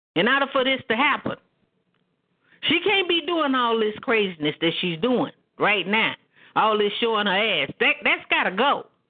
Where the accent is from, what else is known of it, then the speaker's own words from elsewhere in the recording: Oklahoma, United States; I'm from Oklahoma.